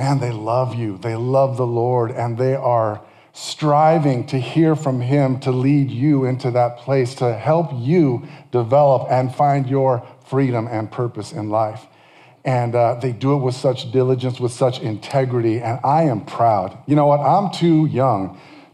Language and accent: English; California, United States; I'm from California